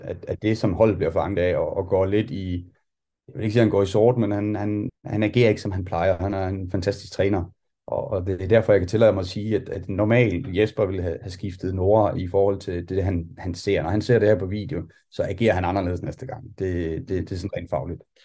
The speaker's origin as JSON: {"language": "Danish", "country": "Denmark", "said": "vi kommer fra Danmark"}